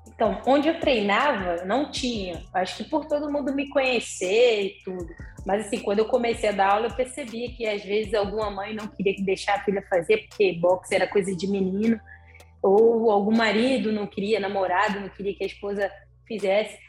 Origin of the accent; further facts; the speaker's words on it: Salvador, Bahia, Brazil; moved away; also born or lived in Juiz de Fora; na cidade que eu fui morar em Juiz de Fora, né? Porque eu sou de Salvador